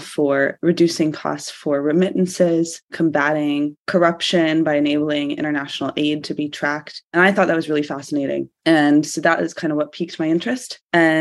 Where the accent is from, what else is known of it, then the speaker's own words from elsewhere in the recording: Georgia, United States; moved away as an adult; also born or lived in United Kingdom; I'm from Georgia originally.